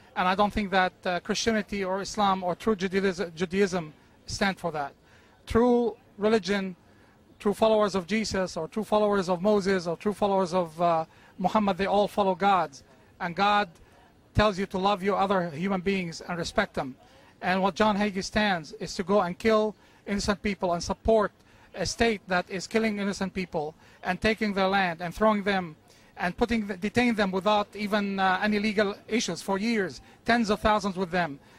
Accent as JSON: {"language": "English", "region": "South Governorate", "country": "Lebanon", "moved": "yes", "lives_now": "United States", "said": "from South Lebanon but I'm here. I've been here for 33 years in America"}